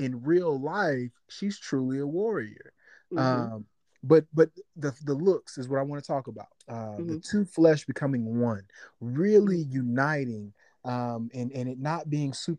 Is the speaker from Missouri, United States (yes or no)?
yes; St. Louis, Missouri, United States; I'm from St. Louis, so I talk like Maya Angelou sometimes